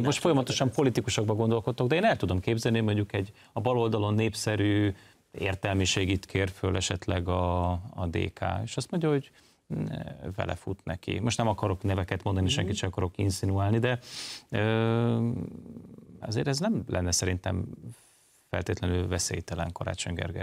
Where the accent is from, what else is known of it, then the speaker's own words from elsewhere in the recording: Budapest, Hungary; én úgy nőttem föl, hogy a BKV-n nem volt klíma